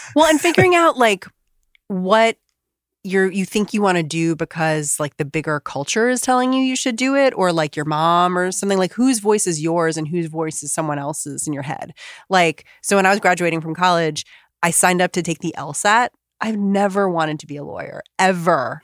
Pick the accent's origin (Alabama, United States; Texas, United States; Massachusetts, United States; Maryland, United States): Maryland, United States; Bethesda; I'm in Bethesda. I'm not from D C.